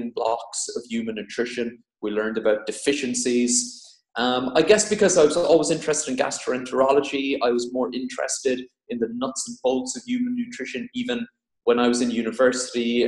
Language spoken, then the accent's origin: English; Ireland; moved away as an adult; also born or lived in Cork / Dublin / Oxford; now in Devon, United Kingdom; I'm Irish